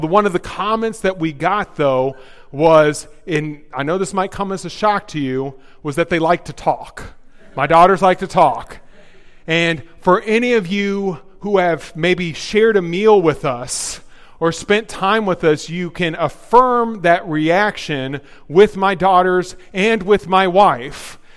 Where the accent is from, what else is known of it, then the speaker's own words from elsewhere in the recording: the South, United States; moved away; I'm from the South.